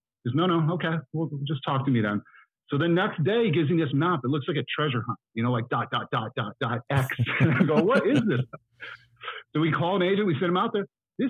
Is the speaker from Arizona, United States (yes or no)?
yes; Pinetop, Arizona, United States; now in Los Angeles, United States; I did grow up in a small town called Pine Top, Arizona. I think there were probably less than 2,000 people there.